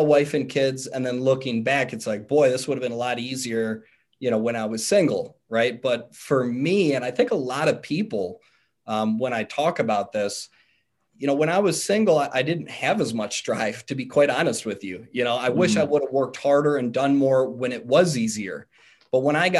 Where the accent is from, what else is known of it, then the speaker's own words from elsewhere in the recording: Cleveland, Ohio, United States; moved away as an adult; now in Cincinnati, United States; me being from Cleveland and still being in my home state